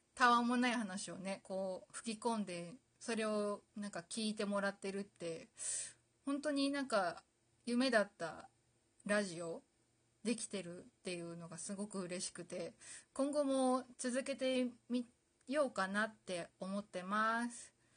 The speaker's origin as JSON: {"language": "Japanese", "region": "Aomori", "country": "Japan", "tie": "born or raised there", "said": "私実は、あの、青森県出身なんですけど"}